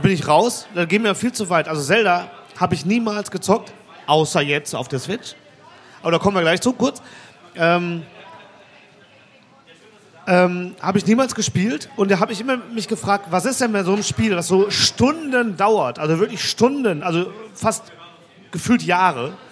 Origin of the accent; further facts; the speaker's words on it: Mülheim, North Rhine-Westphalia, Germany; Ey, ich komme aus Mülheim, da gibt es sowas.